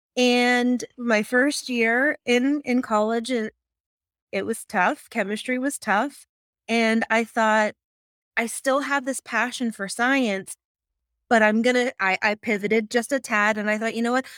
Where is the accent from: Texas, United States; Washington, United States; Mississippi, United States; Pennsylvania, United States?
Pennsylvania, United States; Pittsburgh; I am from Pittsburgh, Pennsylvania